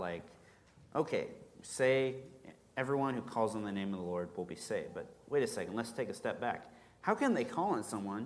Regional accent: rural Kansas, United States; I grew up in Kansas, rural Kansas, middle of nowhere

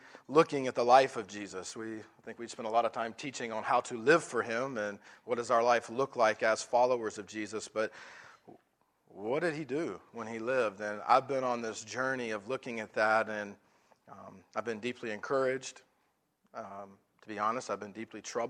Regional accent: the South, United States; I'm from the South

